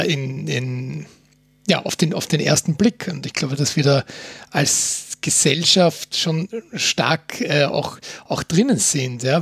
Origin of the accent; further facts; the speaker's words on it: Austria; bei uns in Österreich